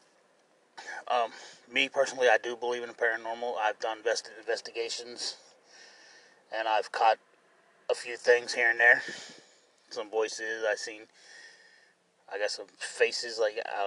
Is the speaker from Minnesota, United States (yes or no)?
no; Cincinnati, Ohio, United States; I'm from Cincinnati, Ohio